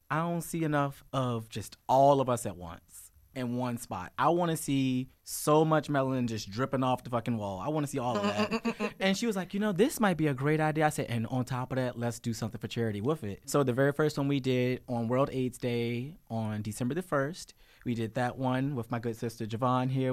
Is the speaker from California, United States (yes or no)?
no; Richmond, Virginia, United States; also born or lived in Chesterfield County, Virginia; I grew up in Richmond Public Schools